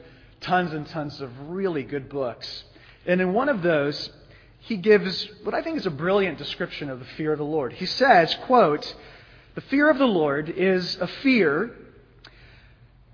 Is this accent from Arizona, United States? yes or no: yes; Phoenix, Arizona, United States; I grew up in Phoenix